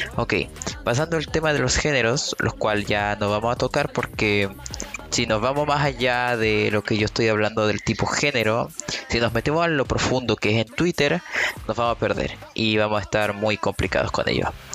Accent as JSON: {"language": "Spanish", "country": "Chile", "said": "soy de Chile"}